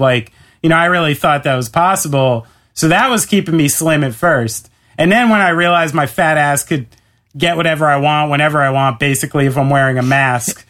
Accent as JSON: {"language": "English", "region": "New York", "country": "United States", "said": "I'm a New Yorker"}